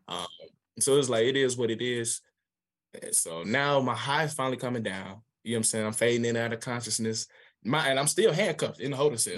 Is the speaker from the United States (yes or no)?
yes; Atlanta, Georgia, United States; I'm from Atlanta, Georgia